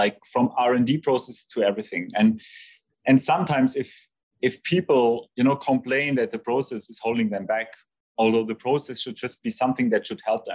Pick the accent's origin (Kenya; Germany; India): Germany; Heidenheim, Baden-Württemberg; a small stadium, which is very close to my hometown. It's Heidenheim